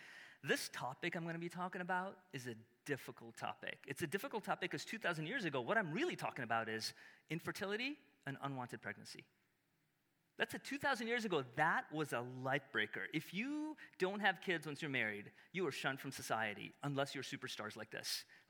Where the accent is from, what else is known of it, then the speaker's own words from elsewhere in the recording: Chicago, Illinois, United States; I'm from Chicago.